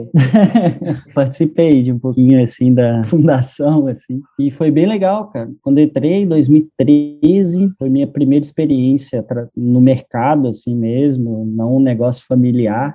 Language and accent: Portuguese; Lagoa Dourada, Minas Gerais, Brazil; moved away as an adult; also born or lived in São Paulo; now in Florianópolis, Brazil; sou mineiro, sou do interior de Minas, uma cidadezinha que se chama Lagoa Dourada